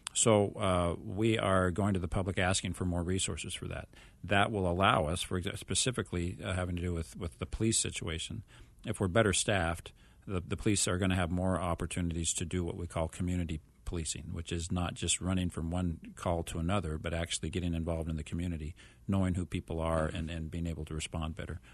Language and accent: English; Mesa, Arizona, United States; my hometown